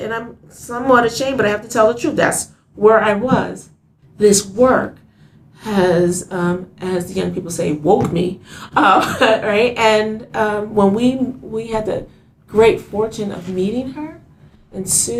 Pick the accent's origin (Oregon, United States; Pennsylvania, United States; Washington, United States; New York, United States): Pennsylvania, United States; Philadelphia; I remember I grew up in Philadelphia. I grew up in West Philadelphia